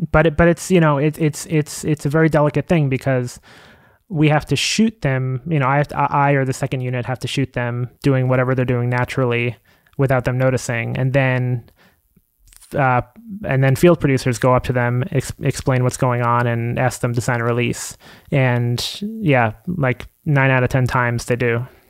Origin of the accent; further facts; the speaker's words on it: Long Island, New York, United States; also born or lived in Queens, New York; now in New York City, United States; I was born in Queens, but I spent m, most of my childhood in Long Island